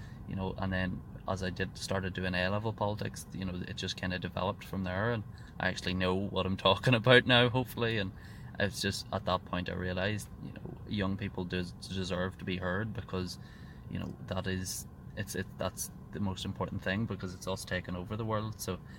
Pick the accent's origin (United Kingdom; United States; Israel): United Kingdom; South Armagh, Northern Ireland; Well, I'm 17. I'm from South Armagh. I come from a bit of a nationalist community.